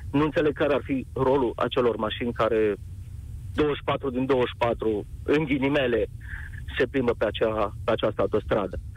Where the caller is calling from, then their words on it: Arad, Arad County, Romania; ce rol au, sunt din Arad, ce rol au acele firme private